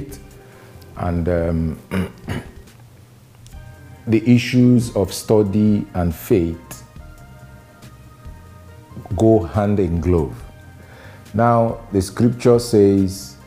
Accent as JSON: {"language": "English", "country": "Nigeria", "said": "I'm a Nigerian, a lawyer by profession"}